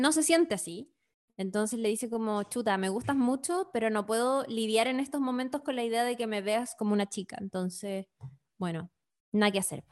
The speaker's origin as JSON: {"language": "Spanish", "country": "Chile", "said": "soy chilena de clase media"}